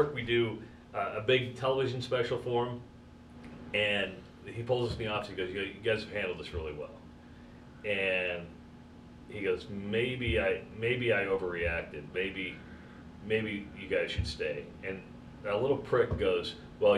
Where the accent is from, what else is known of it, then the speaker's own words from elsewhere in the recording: Iowa, United States; moved away as an adult; also born or lived in Wisconsin; I'm from Iowa, right? I grew up wrestling